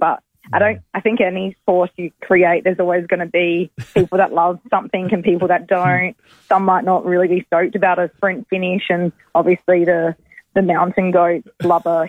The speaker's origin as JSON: {"language": "English", "area": "Adelaide", "region": "South Australia", "country": "Australia", "tie": "born or raised there", "said": "my hometown"}